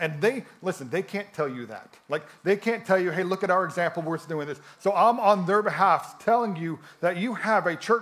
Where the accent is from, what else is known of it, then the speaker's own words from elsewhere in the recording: a little town outside Chicago, Illinois, United States; moved away as an adult; now in Florence, Italy; I'm from Chicago, a little town outside Chicago